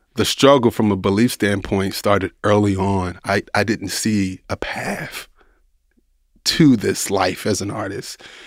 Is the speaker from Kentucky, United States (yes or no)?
yes; Louisville, Kentucky, United States; I'm from Louisville, Kentucky. I'm from the inner city, grew up poor